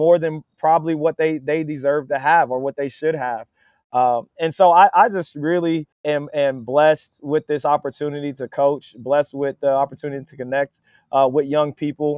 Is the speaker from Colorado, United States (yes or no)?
no; Dover, Ohio, United States; moved away as an adult; now in Wilmington, United States; my hometown, man, it's Dover. Dover is maybe not perfect, but man, it's a great place to grow up